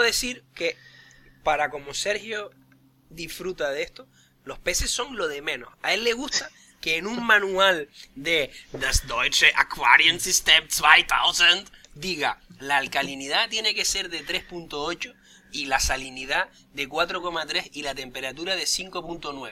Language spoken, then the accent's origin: Spanish; Canary Islands, Spain; yo como canario